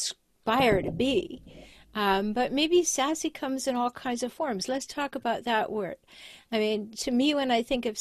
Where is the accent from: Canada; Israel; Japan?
Canada; now in San Diego, United States; we both happen to live in San Diego, but I'm from Canada. I chose to come to California